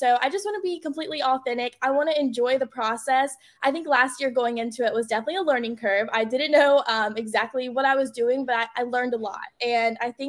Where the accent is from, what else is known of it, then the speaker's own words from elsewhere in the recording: North Carolina, United States; it's such an honor to represent my home state this year at nationals